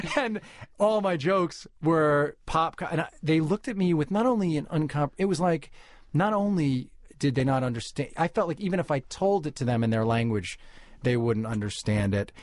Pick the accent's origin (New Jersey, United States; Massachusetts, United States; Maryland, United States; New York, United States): New York, United States; New York City; I was born in New York City to a cigar-smoking Jewish music publisher father